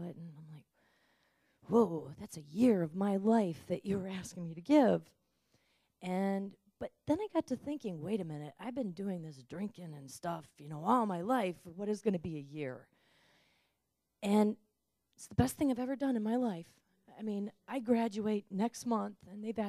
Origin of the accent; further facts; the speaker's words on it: Ann Arbor, Michigan, United States; I'm from Ann Arbor, Michigan, and I was born and raised Catholic